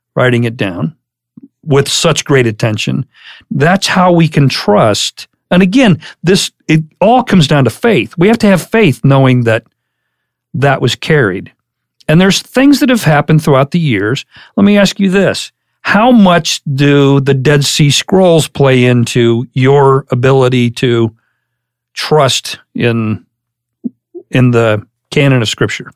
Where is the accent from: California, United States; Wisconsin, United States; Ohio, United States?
Ohio, United States; Madison; I'm from Ohio.